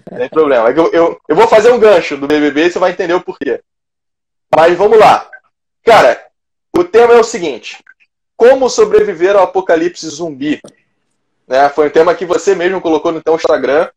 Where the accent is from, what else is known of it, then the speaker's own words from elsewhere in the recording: Rio de Janeiro, Brazil; estado do Rio de Janeiro, minha terra natal